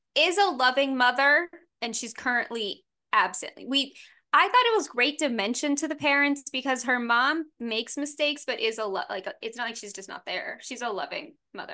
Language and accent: English; the South, United States; I'm from the South